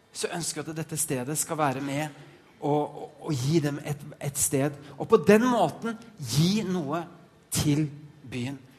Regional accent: Norway; moved away as an adult; now in Denmark; Jeg er en norsk nordmann fra Norge

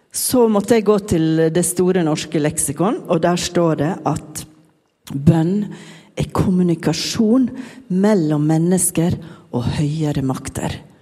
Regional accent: Sunnmøre, Møre og Romsdal, Norway; accent: Sunnmøre dialect; hvis dere syns jeg snakker rart, så er det bare fordi jeg er sunnmøring

